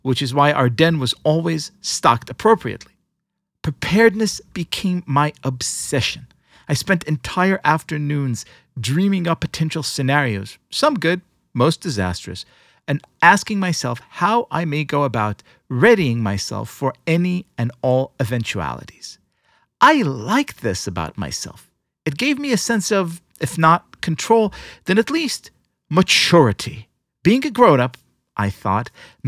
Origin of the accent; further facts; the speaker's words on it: Israel; When I was young, growing up in Israel, I spent all of my free time in the Scouts